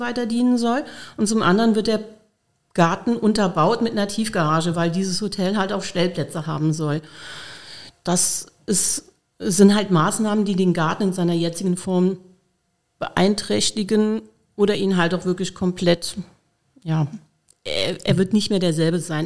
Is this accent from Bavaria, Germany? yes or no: no; near Cochem, Rhineland-Palatinate, Germany; now in Koblenz, Germany; ich bin aufgewachsen in der Nähe von Kochen